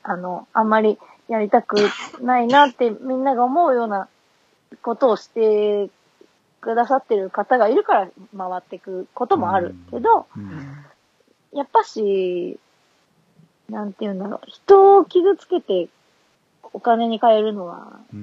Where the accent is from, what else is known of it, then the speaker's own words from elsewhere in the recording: Fukuoka, Japan; also born or lived in Shiga / Osaka; now in Nagoya, Japan; 私福岡ですけど、ちょっと、はい、滋賀と大阪にもいて、